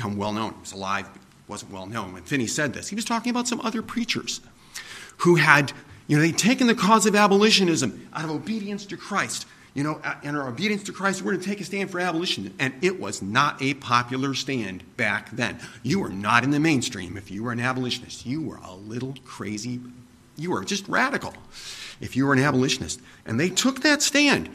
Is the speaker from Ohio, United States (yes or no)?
yes; Summit County, Ohio, United States; I was born in Summit County, Ohio